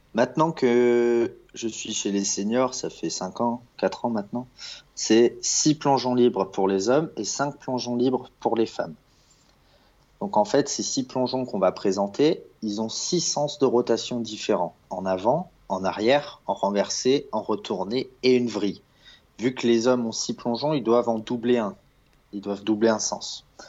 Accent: Lyon, Auvergne-Rhône-Alpes, France; also born or lived in Strasbourg; now in Paris, France; je suis de Lyon

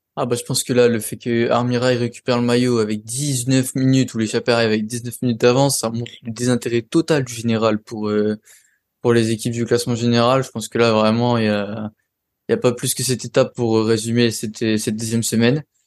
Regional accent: France; on est français

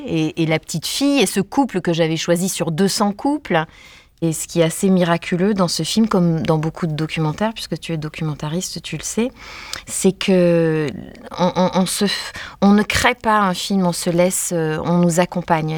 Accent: Var, Provence-Alpes-Côte d'Azur, France; je suis du Var

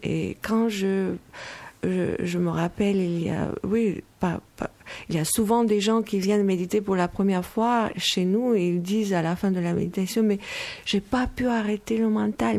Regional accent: Moldova; now in France; je viens de Moldavie, alors ma, mentalité est moldave

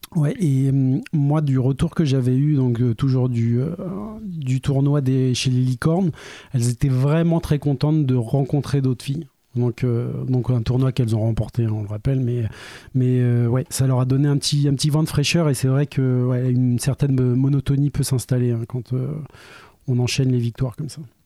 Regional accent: Orléans, Centre-Val de Loire, France; on est des Orléanais

